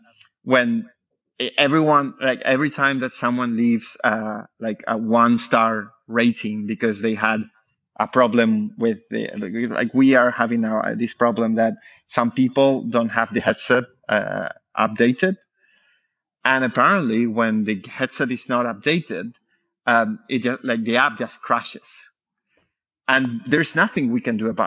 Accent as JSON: {"language": "English", "area": "the very south of Spain", "region": "southern Spain", "country": "Spain", "moved": "as an adult", "lives_now": "France", "said": "I'm from Spain, from the very south of Spain."}